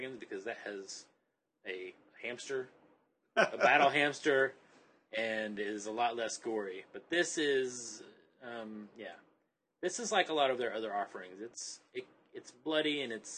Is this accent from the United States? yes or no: yes; the South, United States; I grew up in the South